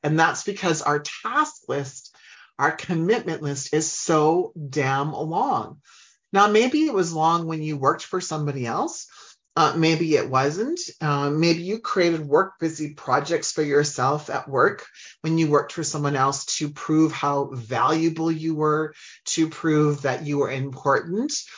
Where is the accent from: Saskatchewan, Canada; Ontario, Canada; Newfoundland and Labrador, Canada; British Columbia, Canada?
Saskatchewan, Canada; Humboldt; I grew up in Humboldt, Saskatchewan, which is in Canada